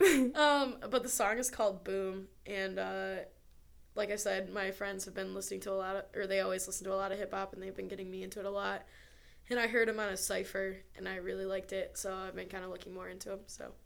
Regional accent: near Ann Arbor, Michigan, United States; My hometown is near Ann Arbor

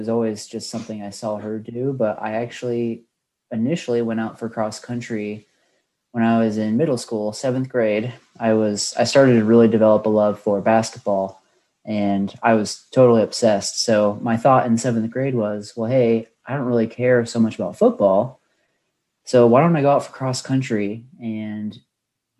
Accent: Bettendorf, Iowa, United States; The eastern side of Iowa. I went to Pleasant Valley High School, and that's in a town called Bettendorf

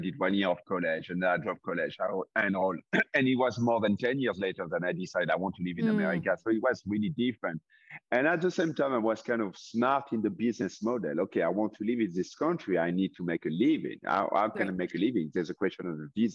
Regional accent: France; English is a second language; moved away as an adult; also born or lived in California; now in Tennessee, United States; There was a professional basketball team in my hometown in France

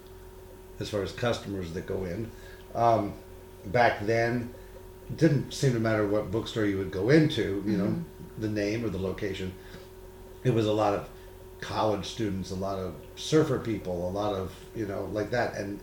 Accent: San Diego, California, United States; I'm from San Diego

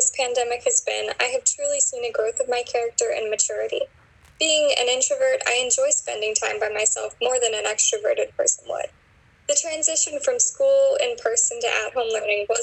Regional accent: Hilton Head Island, South Carolina, United States; my hometown of Hilton Head Island is a popular vacation island

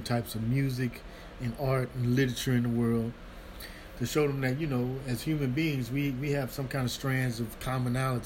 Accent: St. Louis, Missouri, United States; I played with several different professional bands in St. Louis. I was born in St. Louis

